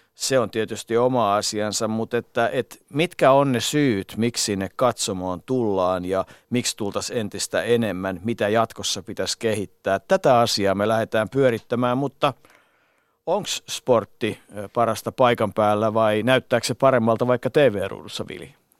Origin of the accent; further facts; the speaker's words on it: Finland; Mä sanoin, että Suomesta.